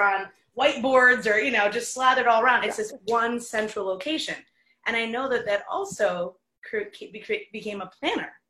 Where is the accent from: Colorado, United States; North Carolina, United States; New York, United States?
New York, United States; also born or lived in Detroit; as a New Yorker